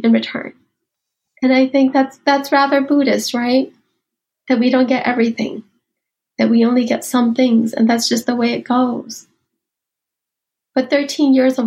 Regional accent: United States; also born or lived in Ban Vinai refugee camp, Thailand; I was growing up in America. I had become a woman in America.

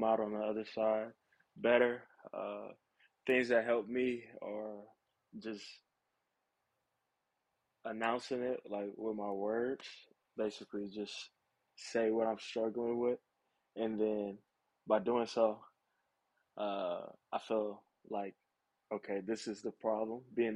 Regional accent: Houston, Texas, United States; I'm from Houston

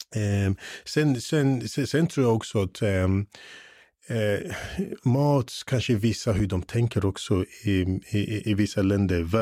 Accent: England, United Kingdom; now in Sweden; när jag var yngre i England

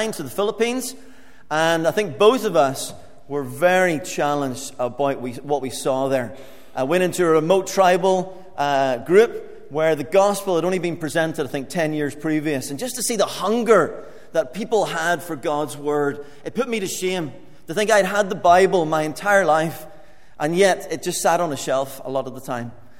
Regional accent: Limavady, Northern Ireland, United Kingdom; moved away as an adult; also born or lived in England; now in Papua New Guinea; I grew up in Limavady for most of my growing up years

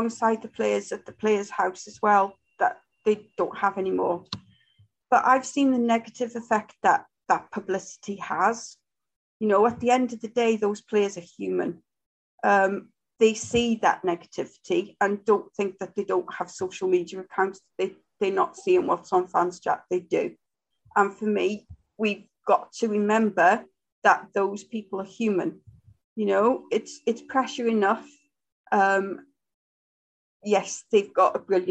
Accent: Wrexham, Wales, United Kingdom; I'm from Wrexham.

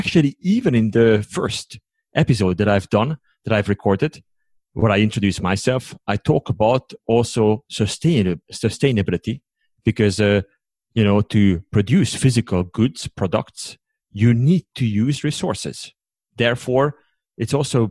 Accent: Hungary; English is a second language; moved away as an adult; also born or lived in United States; now in Switzerland; originally I come from Hungary, and I live now in Switzerland since 2009

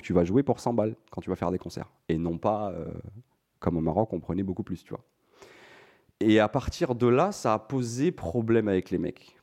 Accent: France; je suis franco-marocain, mais je suis, j'ai, j'ai grandi en France

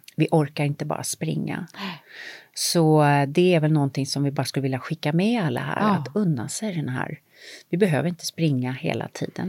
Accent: Sweden; moved away

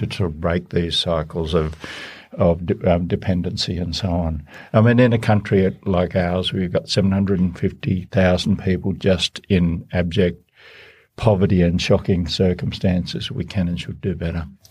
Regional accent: Baradine, New South Wales, Australia; I come from the Australian bush and a d, drought-affected area, Barradine in northwest New South Wales

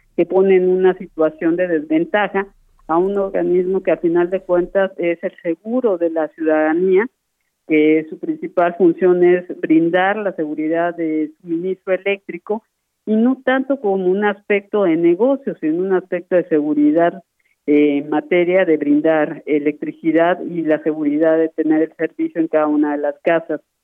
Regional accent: Mexico; como pueblo mexicano

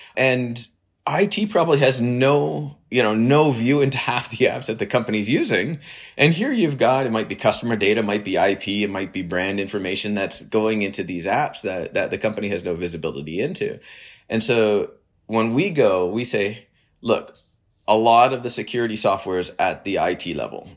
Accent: Canada; also born or lived in United States / Waterloo, Ontario; I'm Canadian. I live in, well, in Waterloo near Toronto.

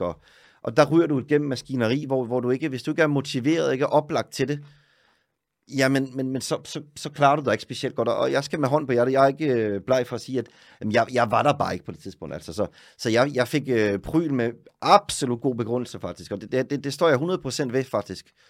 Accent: Søllested, Zealand, Denmark; moved away as an adult; now in Oslo, Norway; Jeg er fra Søllested

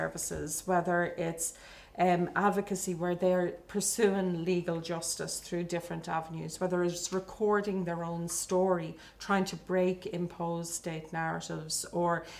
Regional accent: Dublin, Leinster, Ireland; also born or lived in Tallaght; born in Dublin in the 1970s, grew up in what was, I suppose, a really emerging Ireland at that stage.

